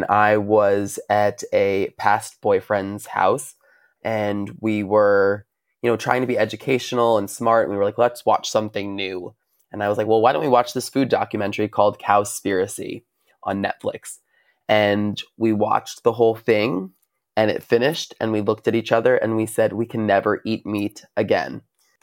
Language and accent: English; Long Island, New York, United States; I'm from Long Island, New York.